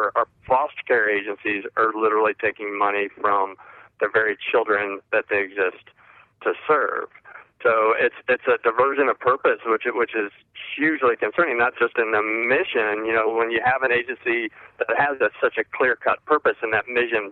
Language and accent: English; Indiana, United States; moved away; I'm from Indiana originally